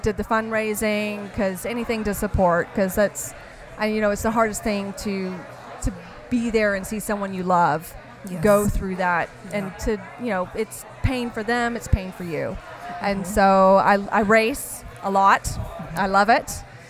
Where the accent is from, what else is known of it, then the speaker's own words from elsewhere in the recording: Dallas, Texas, United States; I am from North Dallas area.